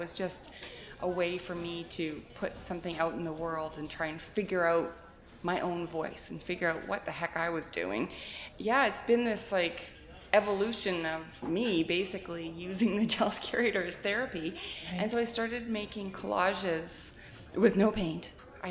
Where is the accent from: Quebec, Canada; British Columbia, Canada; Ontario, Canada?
British Columbia, Canada; the Okanagan; I grew up in the Okanagan being an art kid